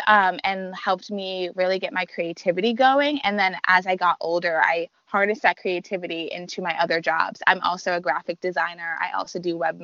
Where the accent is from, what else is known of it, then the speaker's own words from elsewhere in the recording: New York, United States; now in Washington, D.C., United States; I'm a transplant. I'm from New York.